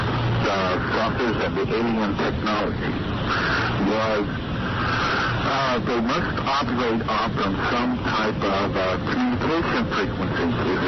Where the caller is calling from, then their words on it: Las Vegas, Nevada, United States; Las Vegas.